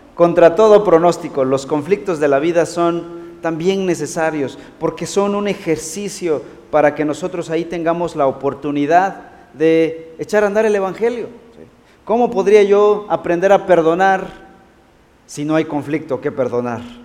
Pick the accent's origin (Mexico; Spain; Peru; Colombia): Mexico; como decimos en México